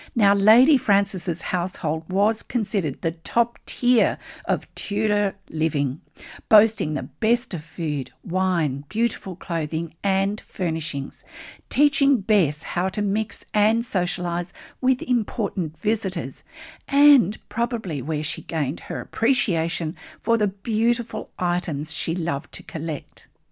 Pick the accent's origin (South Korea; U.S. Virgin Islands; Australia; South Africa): Australia; I'm an Australian textile artist